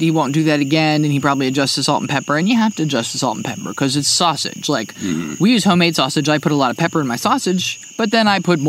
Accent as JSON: {"language": "English", "region": "New Jersey", "country": "United States", "tie": "born or raised there", "moved": "yes", "said": "when I was a kid, I grew up in New Jersey."}